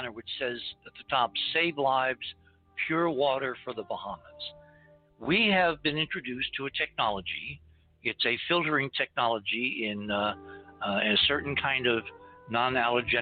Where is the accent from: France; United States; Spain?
United States; New England; I grew up in New England